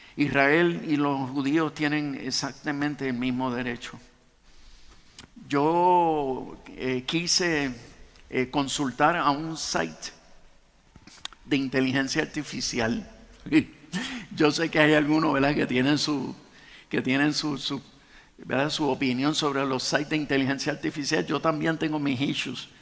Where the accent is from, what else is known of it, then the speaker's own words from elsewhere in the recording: Puerto Rico; nosotros en realidad somos una mezcla española, africana y de nativos